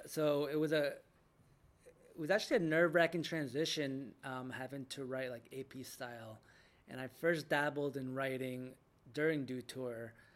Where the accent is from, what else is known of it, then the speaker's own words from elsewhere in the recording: Jackson, New Jersey, United States; I grew up in Jackson, New Jersey